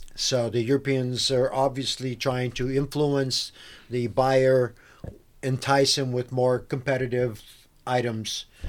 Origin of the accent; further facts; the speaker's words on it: Bulgaria; moved away; I'm actually from Bulgaria.